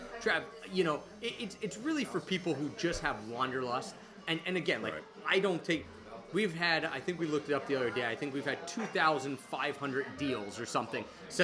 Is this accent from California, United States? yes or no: no; Philadelphia, Pennsylvania, United States; also born or lived in Japan; Philadelphia, my hometown